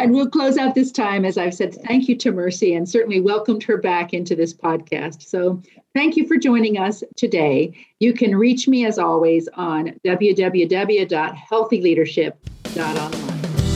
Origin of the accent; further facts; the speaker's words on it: Nairobi, Kenya; moved away; also born or lived in East African Community; I was born in Nairobi uh, and spent years living in the East African community.